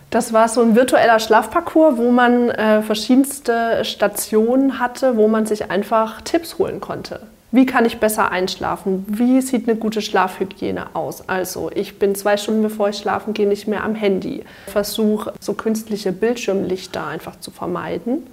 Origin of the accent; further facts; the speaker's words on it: Dörzbach, Baden-Württemberg, Germany; ich komme aus Dörzbach, das ist ein kleines Dörfchen zwischen Schwäbisch Hall und Heilbronn